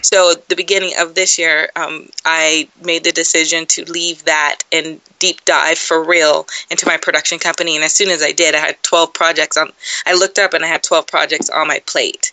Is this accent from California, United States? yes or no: yes; San Dimas, California, United States; moved away as an adult; now in Atlanta, United States; I grew up in a place called San Dimas